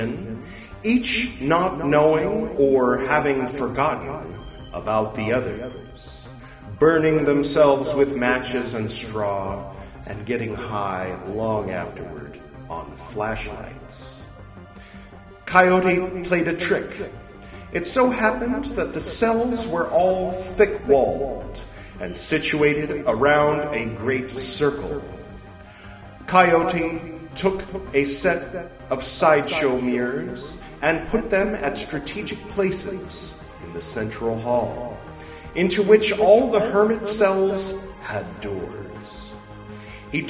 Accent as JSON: {"language": "English", "country": "United States", "said": "I'm American"}